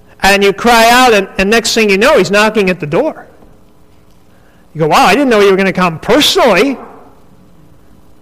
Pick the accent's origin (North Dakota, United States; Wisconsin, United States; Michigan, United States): North Dakota, United States; I grew up in North Dakota